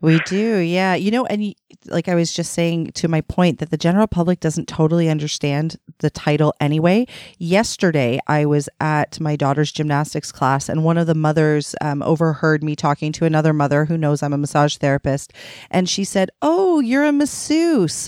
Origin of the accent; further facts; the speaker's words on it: Toronto, Ontario, Canada; I'm from Toronto, Ontario